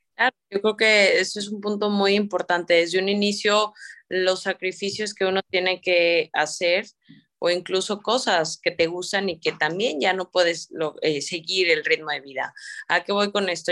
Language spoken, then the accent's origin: Spanish; San Luis Potosí, Mexico; moved away as an adult; now in Monterrey, Mexico; yo soy pues originaria de San Luis Potosí